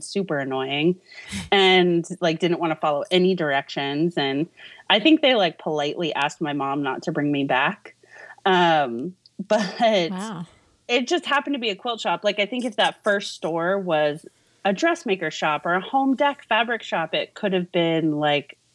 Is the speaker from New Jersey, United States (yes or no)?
no; Los Angeles, California, United States; moved away as an adult; also born or lived in Santa Monica / Thousand Oaks; now in Kansas City, United States; I was born and raised in Los Angeles